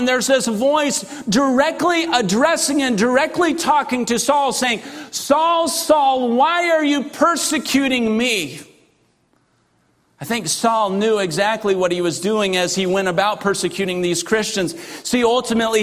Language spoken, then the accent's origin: English; Russia; moved away; as a kid growing up in Russia